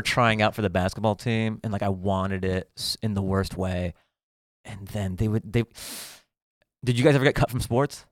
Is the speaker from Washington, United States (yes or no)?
yes; Seattle, Washington, United States; Grew up in Seattle